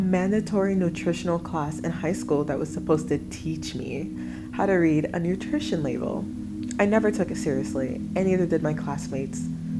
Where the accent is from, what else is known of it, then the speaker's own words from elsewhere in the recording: New York City, New York, United States; Growing up in Bed-Stuy, New York